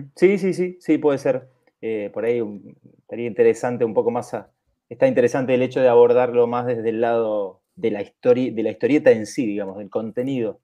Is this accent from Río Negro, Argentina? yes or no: yes; Bariloche, Río Negro, Argentina; also born or lived in southern Chile; me había pasado 10 años viviendo prácticamente en el campo, en el sur de Chile, donde yo nací, eh, y, viviendo en pueblitos muy chiquitos, y después me vine a Argentina